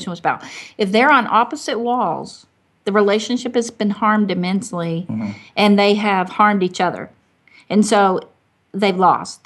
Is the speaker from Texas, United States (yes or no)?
no; Arkansas, United States; moved away; also born or lived in Michigan; I'm from Arkansas